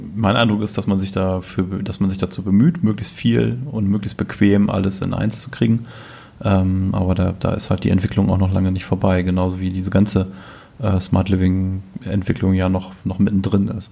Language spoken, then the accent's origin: German; Selsingen, Lower Saxony, Germany; von meinem Heimatort, Grüße nach Selsingen im Landkreis Rotenburg